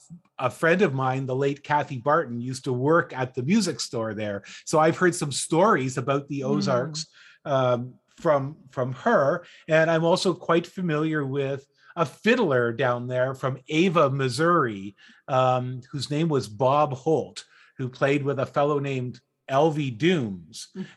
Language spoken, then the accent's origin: English; Ontario, Canada; I'm from Ontario, Canada, and I've never been to the Ozarks.